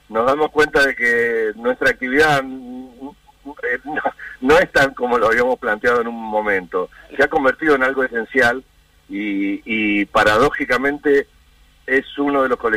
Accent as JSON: {"language": "Spanish", "country": "Argentina", "said": "somos los argentinos"}